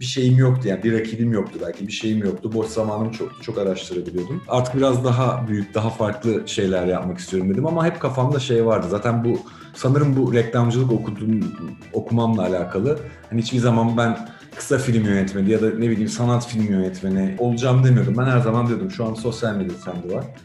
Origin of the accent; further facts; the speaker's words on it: İzmir, Turkey; Biz İzmir insanıyız aslında. Yani Ege'liyiz